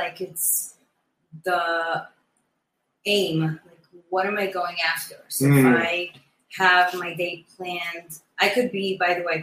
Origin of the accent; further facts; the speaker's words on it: Great Neck, New York, United States; moved away; also born or lived in Brooklyn, New York; Great Neck, my hometown. That's where I grew up.